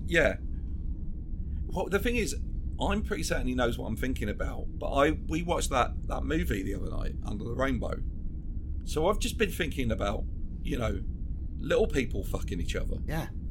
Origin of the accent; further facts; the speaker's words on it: Brentwood, East of England, United Kingdom; I'm from the town Brentwood, the uh, same place as the only way is Essex, which is why I, I don't live there anymore